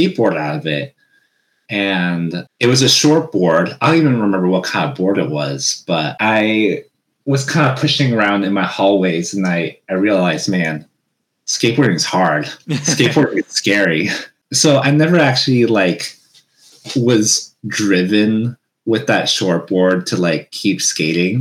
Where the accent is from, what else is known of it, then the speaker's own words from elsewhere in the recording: Washington, United States; also born or lived in Hawaii; when I came back to the States in Washington, back in my hometown